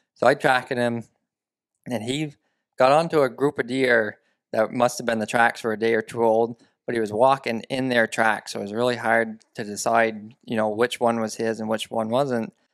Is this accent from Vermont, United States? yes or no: yes; central Vermont, United States; I'm born and raised in Vermont, central Vermont